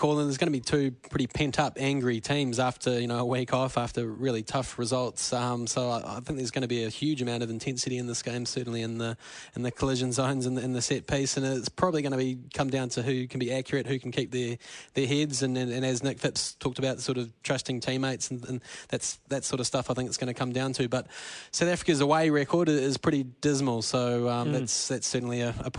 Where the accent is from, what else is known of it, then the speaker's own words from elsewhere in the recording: New Zealand; I'm still having a few nightmares about that drop goal as a New Zealander.